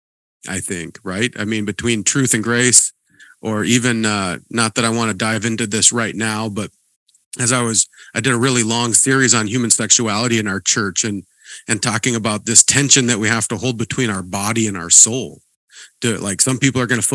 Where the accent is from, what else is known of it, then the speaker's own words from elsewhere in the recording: Montana, United States; I grew up in Montana